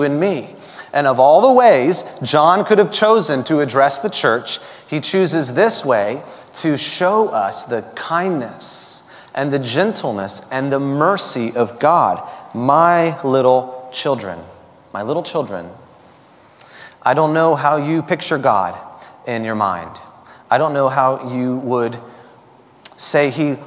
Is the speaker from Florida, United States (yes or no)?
yes; Florida, United States; when I was 10 or 11 years old, growing up in Florida